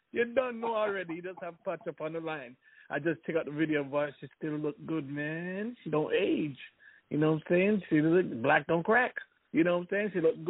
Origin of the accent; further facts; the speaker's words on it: Jamaica; I'm Jamaican